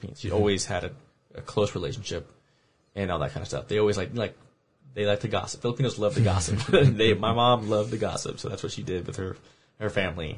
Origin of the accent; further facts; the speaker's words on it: Aurora, United States; I'm from Aurora